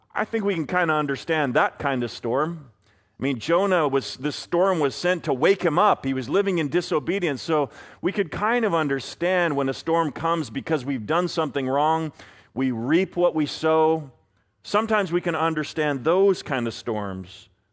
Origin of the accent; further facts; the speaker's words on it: Vancouver, British Columbia, Canada; I am a Canucks fan first from Vancouver